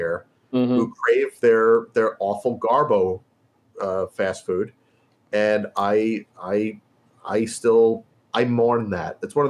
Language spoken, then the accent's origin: English; New York, United States; moved away as an adult; also born or lived in Utica; now in Los Angeles, United States; I'm originally from New York and I moved out to California this is my 10th year in LA.